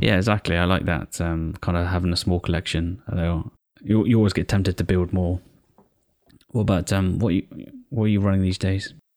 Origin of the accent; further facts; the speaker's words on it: United Kingdom; I'm British as well.